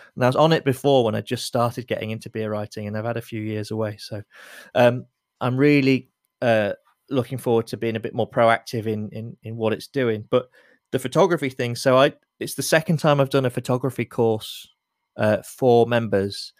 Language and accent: English; Lincoln, East Midlands, United Kingdom; now in London, United Kingdom; as a Londoner, as a proud Londoner, you know, I was born in Lincoln and I'm, I'm proud to be from Lincoln